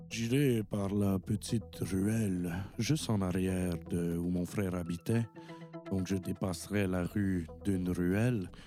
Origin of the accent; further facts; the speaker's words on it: Longueuil, Quebec, Canada; Mais encore, moi, je viens de Longueuil.